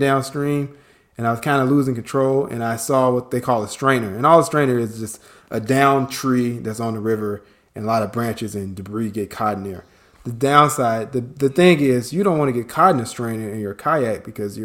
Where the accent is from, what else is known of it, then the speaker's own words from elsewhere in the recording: Chicago, Illinois, United States; moved away as an adult; now in Atlanta, United States; worked in my hometown of Chicago for several years